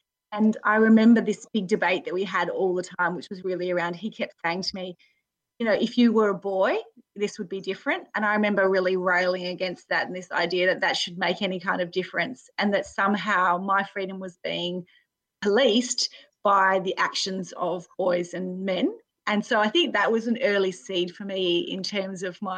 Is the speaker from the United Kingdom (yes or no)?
no; Spearwood, Western Australia, Australia; I grew up in Western Australia, in a place called Spearwood, which is near Fremantle